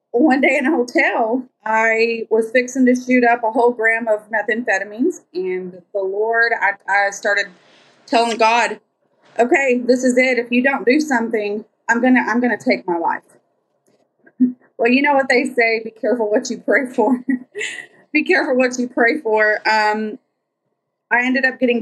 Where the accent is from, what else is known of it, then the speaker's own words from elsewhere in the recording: Lubbock, Texas, United States; I'm from Lubbock, Texas